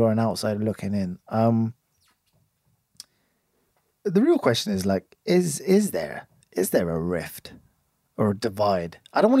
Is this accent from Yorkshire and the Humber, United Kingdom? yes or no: no; Oxford, South East England, United Kingdom; who's a local, lived here all my life, hasn't moved.